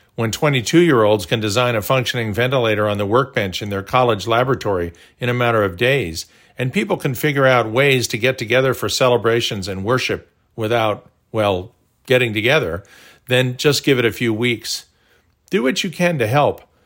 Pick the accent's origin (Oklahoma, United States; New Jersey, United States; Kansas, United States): Oklahoma, United States; Tulsa; growing up in Tulsa